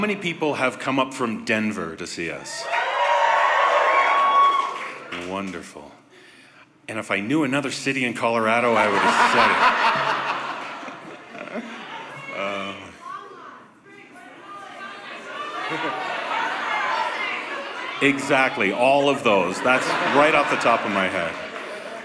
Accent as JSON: {"language": "English", "town": "Toronto", "region": "Ontario", "country": "Canada", "tie": "born or raised there", "said": "my hometown of Toronto, Canada."}